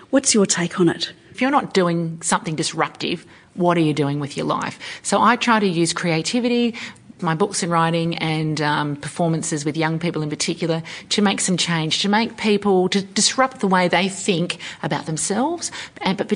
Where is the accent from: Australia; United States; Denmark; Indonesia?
Australia; Wiradjuri country, New South Wales; now in Yugara country (Brisbane area), Australia; I have Wiradjuri belonging. I'm from Arambi and Brungal. I currently live on the land of the Yugara people